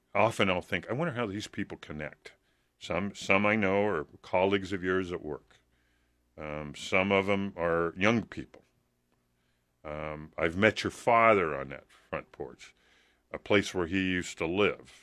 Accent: Hampton, Nebraska, United States; now in Lincoln, United States; when I grew up in Hampton

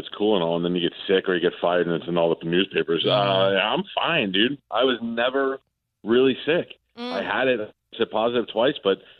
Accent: New York, United States; when I grew up in New York, there was Scott Shannon.

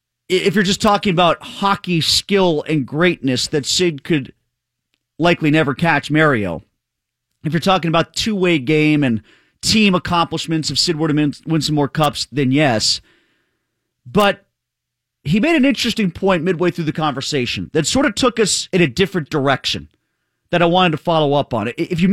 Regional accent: near Long Island, New York, United States; now in Pittsburgh, United States; I grew up near Long Island in the 80s as a Penguin fan

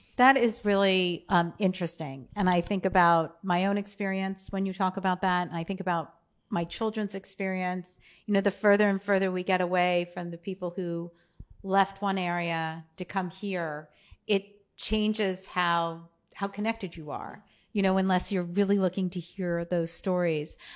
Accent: East Coast, United States; growing up on the East Coast in the States as, um, a Jew

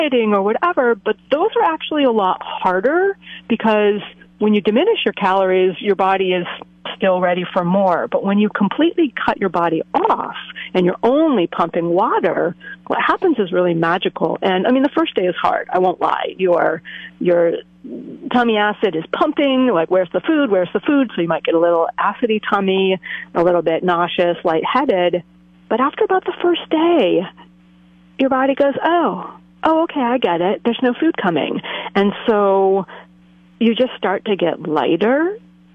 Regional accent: New Jersey, United States; moved away as an adult; also born or lived in Boston area; now in Cambria, United States; I am originally from the East Coast. I grew up in the woods of New Jersey

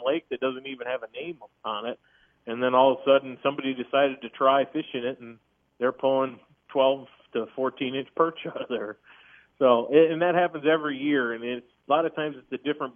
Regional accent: Minnesota, United States; moved away; I grew up in Minnesota

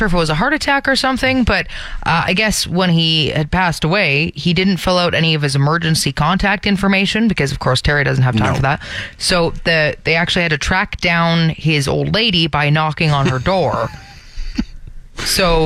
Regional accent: Brampton, Ontario, Canada; moved away; But I'm not from Toronto. I'm actually from Brampton.

